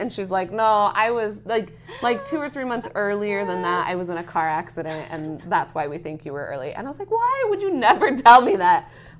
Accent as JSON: {"language": "English", "region": "Idaho", "country": "United States", "moved": "yes", "lives_now": "Utah, United States", "said": "I'm from Idaho. My mom taught at Boise State."}